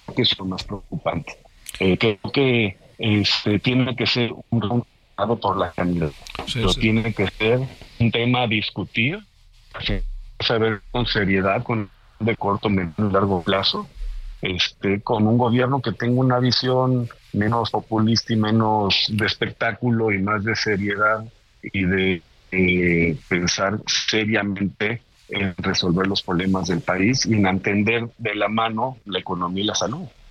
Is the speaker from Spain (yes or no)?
no; Mexico; como mexicano